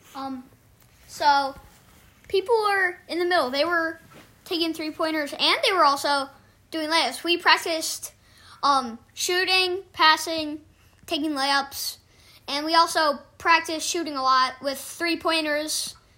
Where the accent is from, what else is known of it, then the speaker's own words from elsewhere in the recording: Chicago, Illinois, United States; I am from Chicago